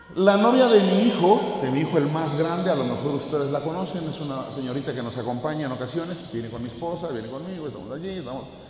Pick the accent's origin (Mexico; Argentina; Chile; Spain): Mexico